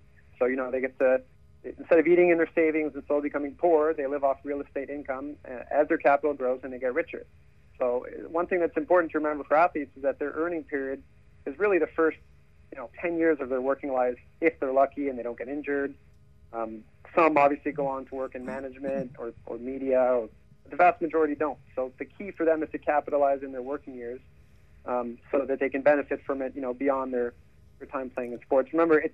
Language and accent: English; Canada; Growing up in Canada